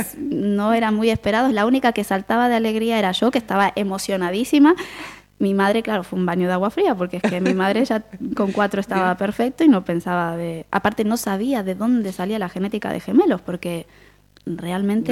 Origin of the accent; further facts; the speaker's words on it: Quilmes, Buenos Aires Province, Argentina; accent: porteño; moved away as an adult; now in Galicia, Spain; Nací en Buenos Aires, en, Quilmes, en el año 82